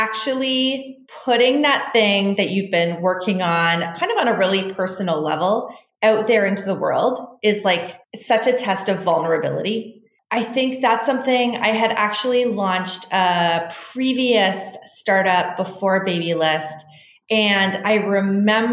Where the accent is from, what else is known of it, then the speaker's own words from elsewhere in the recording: Canada; I grew up in Canada, very middle-class lifestyle